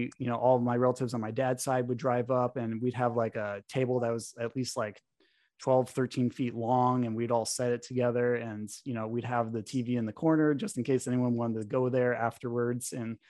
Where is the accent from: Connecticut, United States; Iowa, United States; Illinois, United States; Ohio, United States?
Connecticut, United States; New England; driving up to Vermont from Connecticut. Cause you know, I grew up in New England